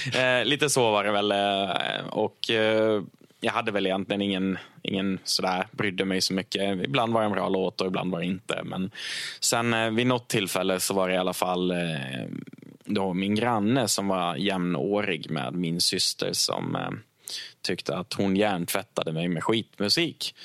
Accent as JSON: {"language": "Swedish", "area": "Krondiket", "region": "Dalarna County", "country": "Sweden", "said": "jag är från Krondiket"}